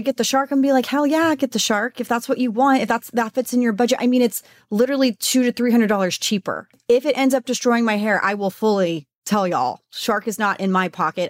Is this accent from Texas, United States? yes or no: yes; Texas, United States; I'm from Texas